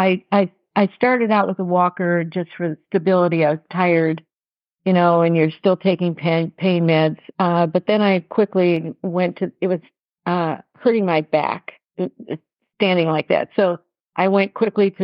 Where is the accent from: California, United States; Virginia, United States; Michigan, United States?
Michigan, United States; Detroit; we're from Detroit, so I'm real comfortable with the city.